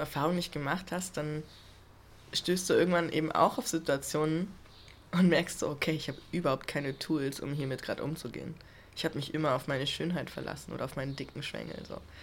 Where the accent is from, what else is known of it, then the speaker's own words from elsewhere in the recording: Germany; ich bin Deutscher.